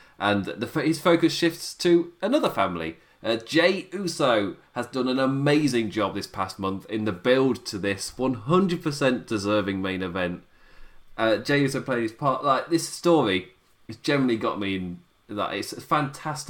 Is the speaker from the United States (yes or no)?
no; United Kingdom; as like a British viewer